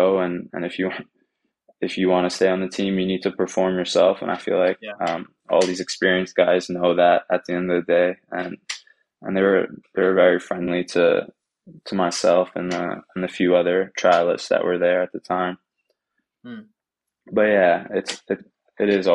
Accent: Long Island, New York, United States; moved away as an adult; I'm from New York, from Long Island

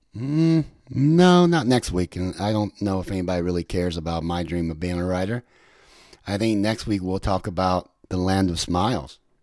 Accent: United States; moved away as an adult; also born or lived in Thailand / Vietnam; me as an American

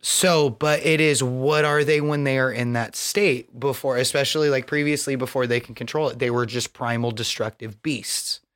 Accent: Southern Idaho, United States; I grew up in Southern Idaho going to school

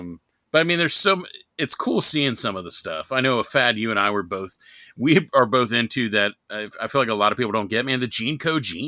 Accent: New York, United States; accent: New York; I wish I still had my New York accent. I mean, I'm told now I sound like I'm from the South.

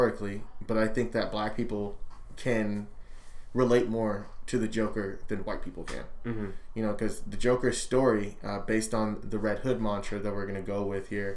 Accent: Anaheim, California, United States; I'm from Anaheim

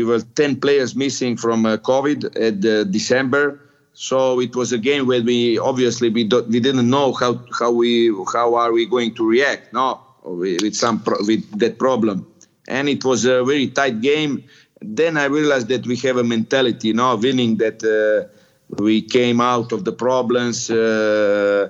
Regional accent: Split, Split-Dalmatia County, Croatia; also born or lived in Crotone, Italy; now in Italy; I'm from Split, and Split is a town at the sea.

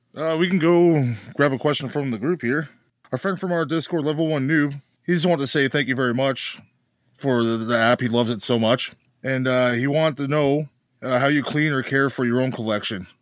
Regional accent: Canada; I'm Canadian

